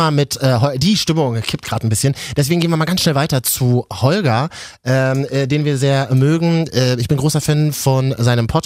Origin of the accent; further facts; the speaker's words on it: Berlin, Germany; Ich bin in Berlin groß geworden. Ich habe in Neukölln, da wo 80 äh, Prozent äh, äh, keine Deutschen sind, nie Probleme, mein ganzes Leben lang nicht gehabt.